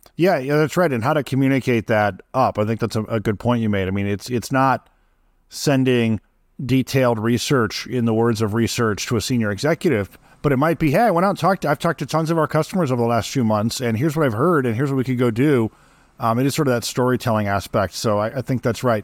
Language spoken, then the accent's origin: English; Midwest, United States; I grew up in the Midwest.